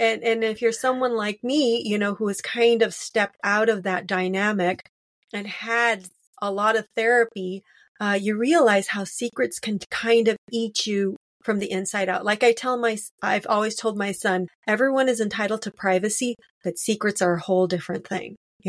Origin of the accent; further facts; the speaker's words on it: Los Angeles, California, United States; Well, I was born in Lincoln Heights, and then that was like on the edge of East LA. And then we moved a little further northeast to Cypress Park.